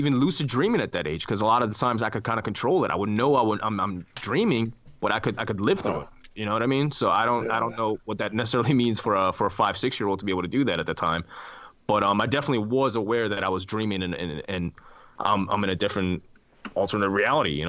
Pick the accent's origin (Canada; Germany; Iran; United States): Iran; born there; I was born in Iran